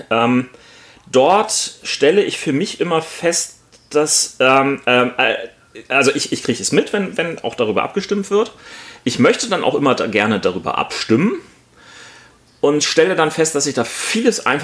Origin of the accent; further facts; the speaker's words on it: Northern Germany, Germany; gerade als Norddeutscher, die wir nun sind